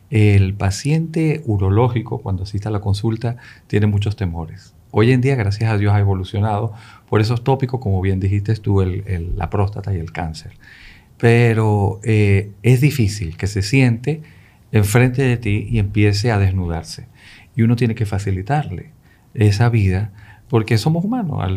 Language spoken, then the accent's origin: Spanish; Caracas, Capital District, Venezuela; also born or lived in Tangier, Morocco / Spain; Yo nací en Marruecos, en Tánger, que es la puerta europea de, de, de África de ahí pasé por España y, bueno, gran parte de mi vida la pasé en Venezuela, en Caracas, a quien agradezco muchísimo.